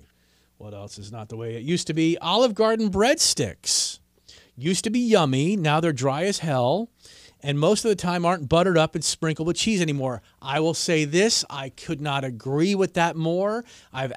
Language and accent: English; Washington, District of Columbia, United States; also born or lived in Wisconsin; now in East Tennessee, United States; I grew up in Washington, D.C.